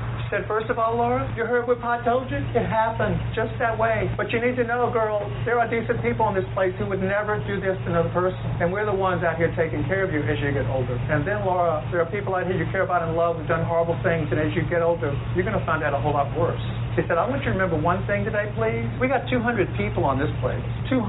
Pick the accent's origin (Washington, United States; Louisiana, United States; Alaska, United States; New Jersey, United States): Louisiana, United States; I grew up with here in Louisiana in the 1950s